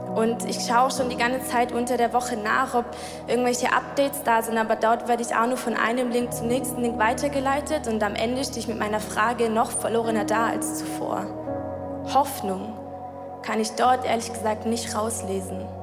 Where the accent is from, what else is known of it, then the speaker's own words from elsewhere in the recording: Sigmaringen, Baden-Württemberg, Germany; moved away as an adult; now in Switzerland; meine Eltern sind aber in Deutschland, in meiner Heimat, in Sigmaringen